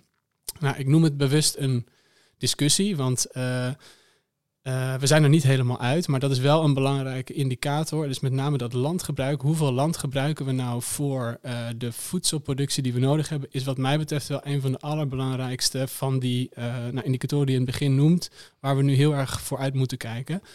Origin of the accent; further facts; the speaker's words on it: Amsterdam, North Holland, Netherlands; ik kom zelf uit Amsterdam